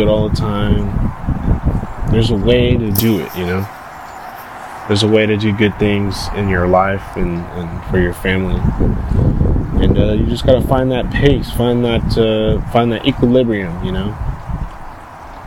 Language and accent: English; Daly City, California, United States; now in San Leandro, United States; I'm from Daly City, so it's always been gloomy every fucking day in Daly City